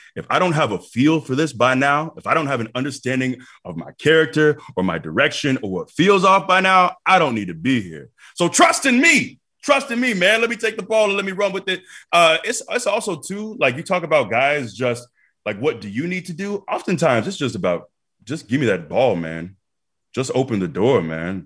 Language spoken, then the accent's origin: English; Tampa, Florida, United States; moved away as an adult; also born or lived in Iowa; Tampa's my hometown